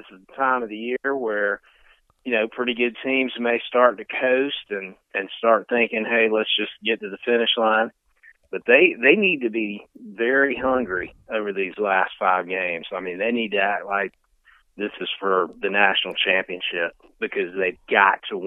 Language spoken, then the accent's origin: English; Greenville, South Carolina, United States; Greenville Regional. That's my hometown.